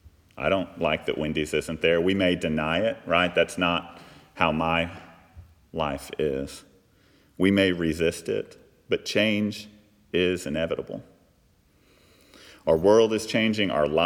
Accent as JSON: {"language": "English", "town": "Fort Worth", "region": "Texas", "country": "United States", "tie": "born or raised there", "said": "I grew up in just outside of Fort Worth, Texas, if any of y'all are familiar with Texas. It's the northern part. Fort Worth is the good side of Dallas. But actually, I grew up in unincorporated Tarrant County."}